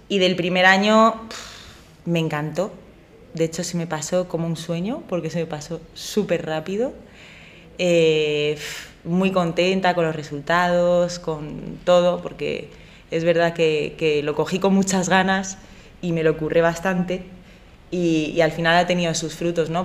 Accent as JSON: {"language": "Spanish", "town": "Madrid", "region": "Community of Madrid", "country": "Spain", "said": "yo soy madrileña, aunque con el corazón en Granada"}